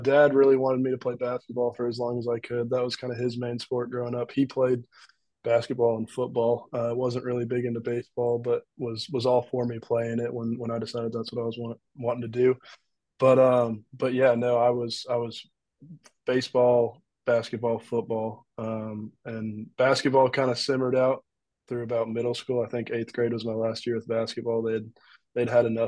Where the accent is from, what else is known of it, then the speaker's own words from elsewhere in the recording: Marietta, Georgia, United States; I grew up in Marietta, Georgia